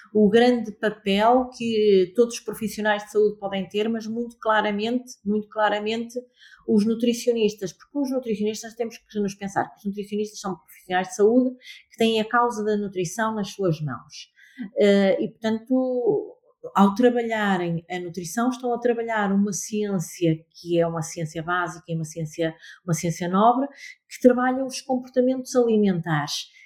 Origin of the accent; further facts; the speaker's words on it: Amarante, North, Portugal; also born or lived in Lisbon; now in Porto, Portugal; Amarante é a minha terra, eh, não vivo em, em Amarante, eh, atualmente